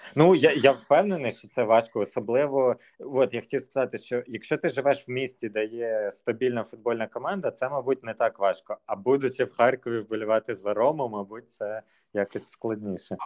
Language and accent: Ukrainian; Zhytomyr, Zhytomyr Oblast, Ukraine; я з Житомира